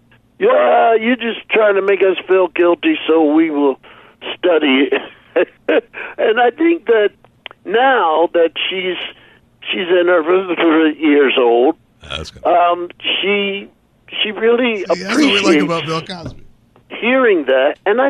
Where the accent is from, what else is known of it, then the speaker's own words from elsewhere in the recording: Philadelphia, Pennsylvania, United States; Philadelphia, growing up in Philadelphia, being with people that are now named Fat Albert, et cetera, et cetera.